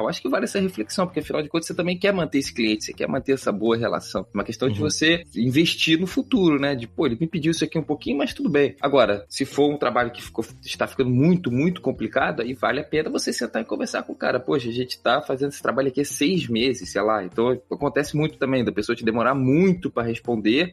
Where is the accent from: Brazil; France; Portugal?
Brazil; Rio de Janeiro; eu sou do Rio de Janeiro, aqui no Rio